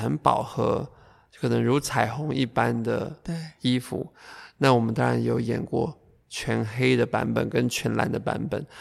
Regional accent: Taoyuan, Taiwan; 像我自己出生在，嗯，中立

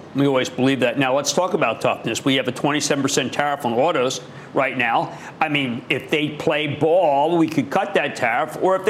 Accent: New Jersey, United States; my home state, New Jersey.

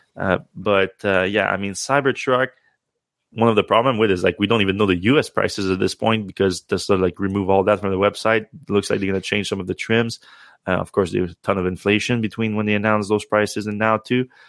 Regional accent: Canada; as a Canadian

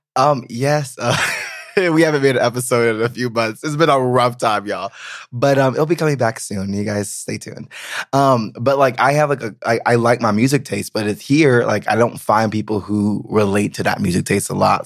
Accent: the South, United States; moved away as an adult; now in Berlin, Germany; I'm from the South.

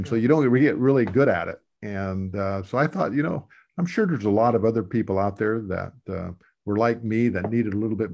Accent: a little town in South Dakota, United States; I come from the Midwest, a little town in South Dakota. When I grew up, it was about 3,000 to maybe 3,500 people.

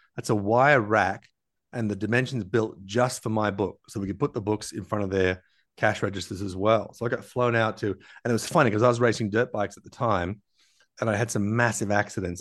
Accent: Tasmania, Australia; also born or lived in Los Angeles, United States; I'm from Tasmania, where Beautiful clear skies, clean rain, clear water.

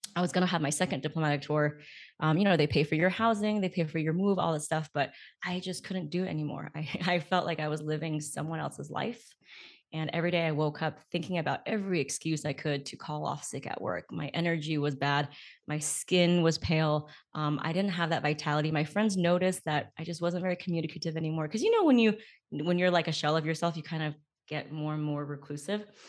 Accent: California, United States; also born or lived in Beijing; I was born in California, and then growing up, I went back and forth and back and forth, and I'll live with my grandparents, like, in the summers and winters, and then I would come back.

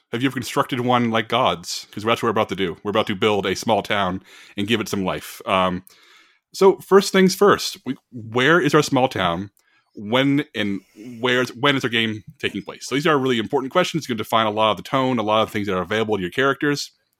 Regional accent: Texas, United States; I'm a Southerner my entire life. I'm Texan my entire life.

